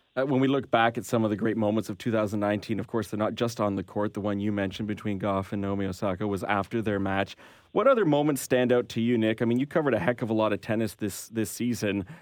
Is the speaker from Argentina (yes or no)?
no; Canada; we're Canadian here